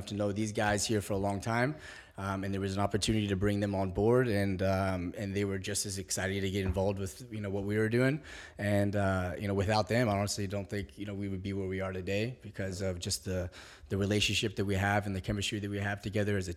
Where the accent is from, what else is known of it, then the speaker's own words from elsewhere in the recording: Springfield, Virginia, United States; also born or lived in Algeria; I'm from Springfield, Virginia